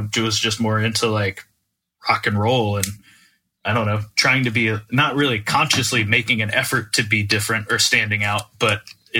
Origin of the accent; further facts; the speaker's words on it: Naples, Florida, United States; especially growing up in Naples, like there wasn't really a scene there at all